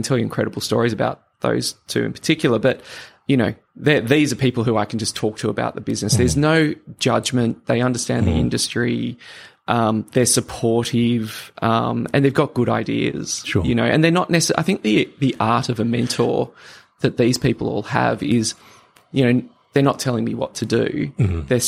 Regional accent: Sydney, New South Wales, Australia; also born or lived in Papua New Guinea; I was born in Papua New Guinea and grew up in Sydney

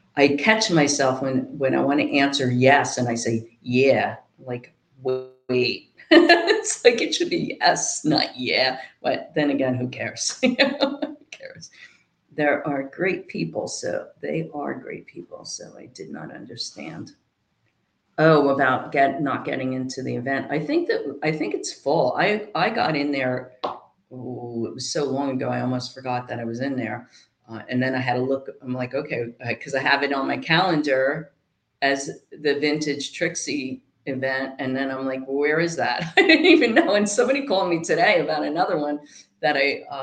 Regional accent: New Jersey, United States; also born or lived in South Carolina; now in Norfolk, United States; I'm from Jersey

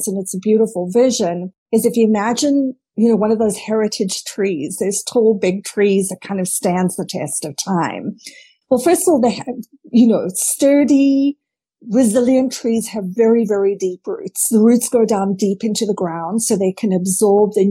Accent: South Africa; I grew up in South Africa

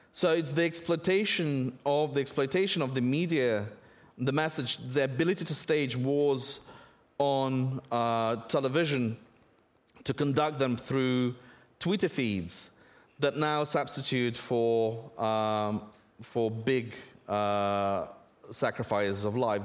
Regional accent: Russia; moved away; I grew up in Russia

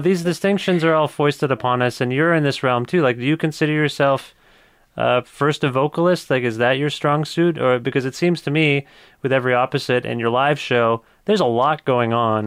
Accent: Kitchener, Ontario, Canada; also born or lived in Cambridge, Ontario; I was born in Kitchener, Ontario

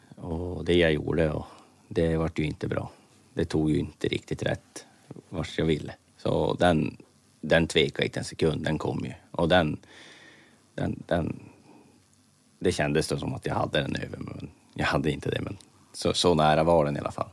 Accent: Norrbotten County, Sweden; hemma i Norrbotten

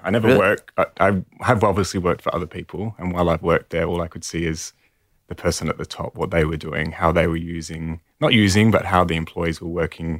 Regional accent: Perth, Western Australia, Australia; moved away; also born or lived in Paris, France; I'm from Perth originally, the other side of the country.

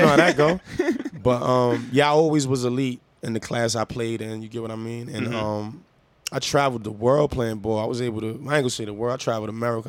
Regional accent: New York City, New York, United States; I'm from Harlem. I grew up going to Rucker Park

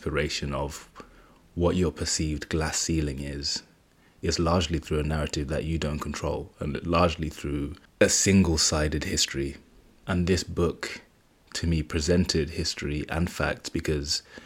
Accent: Zimbabwe; moved away; I was born in Zimbabwe, so a large part of my culture and tradition is based there.

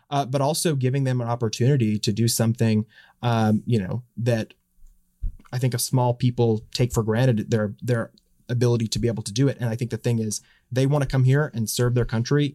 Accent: Dallas, Texas, United States; moved away as an adult; now in Washington, United States; I'm from Dallas. I grew up in Dallas

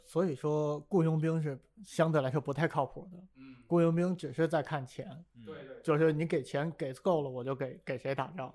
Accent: Beijing, China; 因为我是北京人嘛

